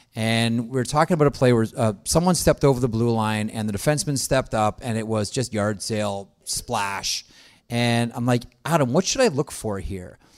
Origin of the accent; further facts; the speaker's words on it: Toronto, Ontario, Canada; we both grew up in Toronto